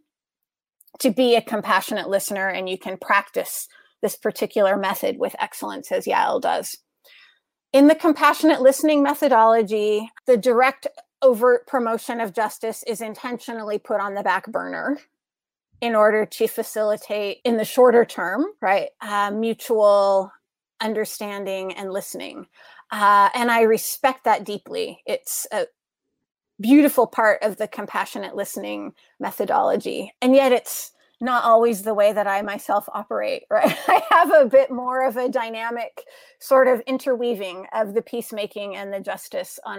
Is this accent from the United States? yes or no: yes; United States; moved away as an adult; as an American here in the United States, which I see through a unique lens because I lived and worked a lot of my adult life overseas. I'm a returnee to my home